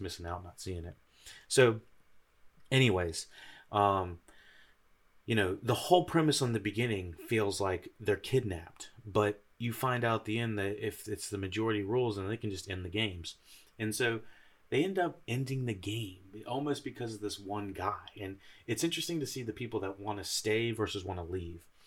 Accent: United States; I'm an American

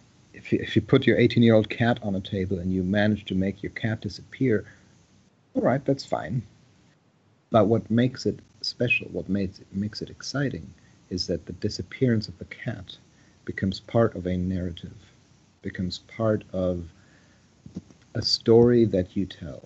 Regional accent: Saarbrücken, Saarland, Germany; moved away as an adult; now in United States; I was born in Saarbrücken, a small town, a small German town on the French border. So I was born and raised in Germany until I lived there until I was about 20 before I came to the United States

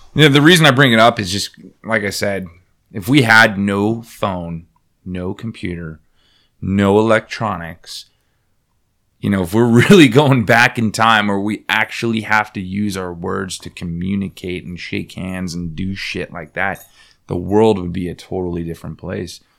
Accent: Bay Area, California, United States; I'm from the Bay Area

